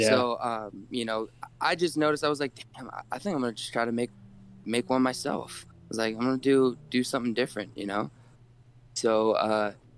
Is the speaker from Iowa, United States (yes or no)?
no; Massachusetts, United States; moved away as an adult; now in Arizona, United States; I grew up in Massachusetts